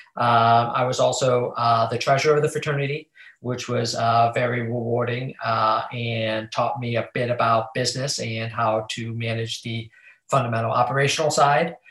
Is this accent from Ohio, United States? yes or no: yes; Cleveland, Ohio, United States; moved away as an adult; now in Chicago, United States; I grew up in Cleveland